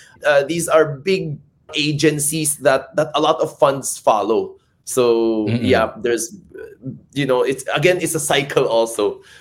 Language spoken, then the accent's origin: English; Davao, Davao Region, Philippines; now in Manila, Philippines; Originally, I was born in Davao, so Bisaya ako. But now I work here in Manila.